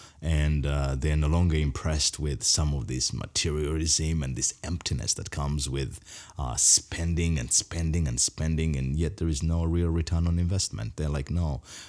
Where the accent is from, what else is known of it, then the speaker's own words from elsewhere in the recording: Uganda; I come from the Bagisa tribe, and across Uganda, we are known for shoulder dancing.